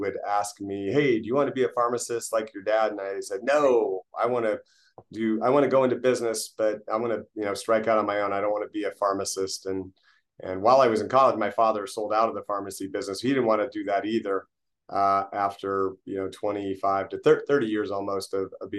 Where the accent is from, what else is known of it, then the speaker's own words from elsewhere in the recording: Fremont, California, United States; We grew up in Fremont, California